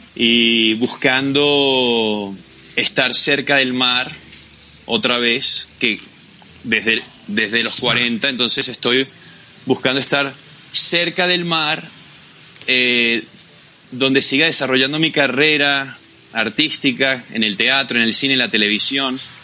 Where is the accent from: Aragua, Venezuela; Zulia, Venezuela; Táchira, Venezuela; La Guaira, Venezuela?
La Guaira, Venezuela; Macuto; moved away as an adult; now in Bogotá, Colombia; Yo soy de Macuto